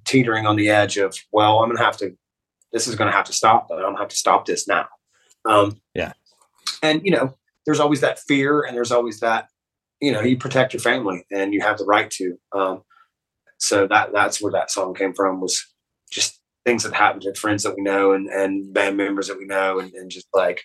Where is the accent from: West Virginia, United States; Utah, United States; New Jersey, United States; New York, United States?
West Virginia, United States; now in Columbus, United States; we're from West Virginia